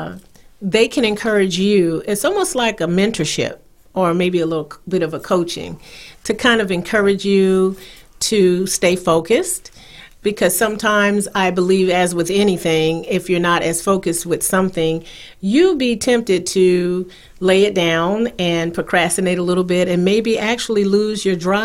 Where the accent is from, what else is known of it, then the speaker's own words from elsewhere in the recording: South Carolina, United States; now in North Carolina, United States; I am originally from South Carolina